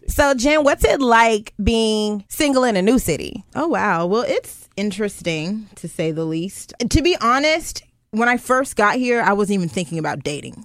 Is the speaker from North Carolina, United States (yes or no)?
yes; Goldsboro, North Carolina, United States; moved away as an adult; also born or lived in Charlotte, North Carolina; now in Richmond, United States; I'm from Charlotte. Well, I'm actually from Goldsboro, North Carolina, by way of Charlotte